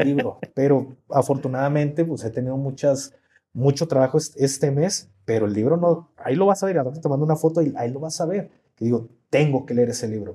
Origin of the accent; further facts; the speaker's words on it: Mexico; somos mexicanos